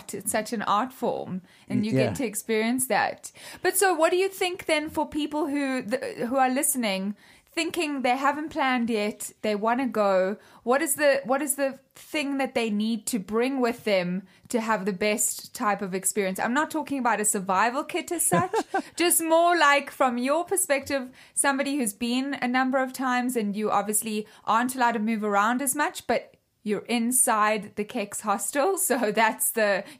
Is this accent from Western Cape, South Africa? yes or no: yes; Cape Town, Western Cape, South Africa; I grew up in Cape Town in South Africa